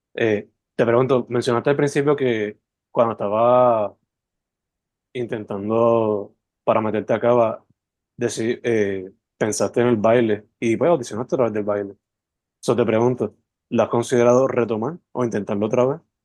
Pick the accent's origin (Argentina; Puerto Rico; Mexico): Puerto Rico; Sabana Grande; moved away as an adult; also born or lived in San Juan metro area, Puerto Rico; Yo soy original de Sabana Grande